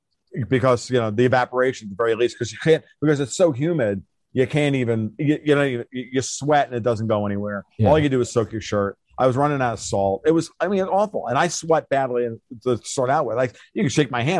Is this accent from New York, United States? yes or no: yes; Harriman, New York, United States; I grew up in the Hudson Valley and around Harriman